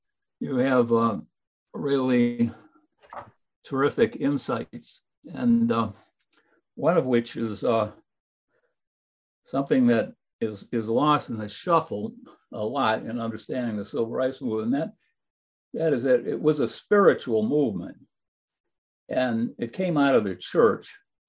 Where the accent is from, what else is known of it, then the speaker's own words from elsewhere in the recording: Evanston, Illinois, United States; I'm from Chicago, I'm from Evanston